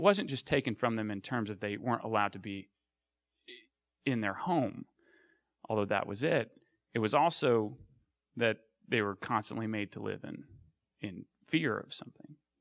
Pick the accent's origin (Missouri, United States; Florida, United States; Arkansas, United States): Arkansas, United States; I grew up in Arkansas